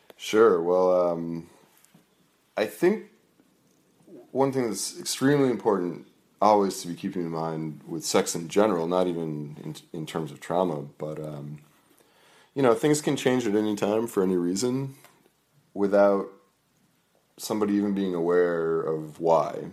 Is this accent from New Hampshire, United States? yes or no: yes; Merrimack, New Hampshire, United States; I grew up in New Hampshire, in a, in a, in Merrimack, New Hampshire.